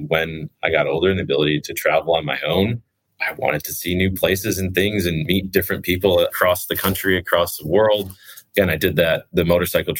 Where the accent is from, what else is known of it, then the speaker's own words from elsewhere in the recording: Chicago, Illinois, United States; moved away as an adult; now in Pacific Northwest, United States; I grew up in the Midwest in Chicago